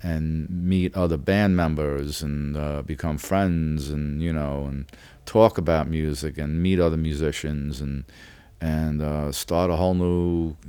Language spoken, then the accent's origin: English; New York City, New York, United States; growing up in Brooklyn, it's a very rough neighborhood.